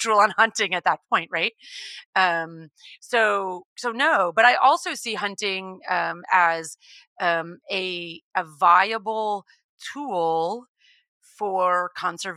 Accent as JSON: {"language": "English", "region": "Texas", "country": "United States", "tie": "born or raised there", "said": "I grew up in Texas, and I come from an animal background"}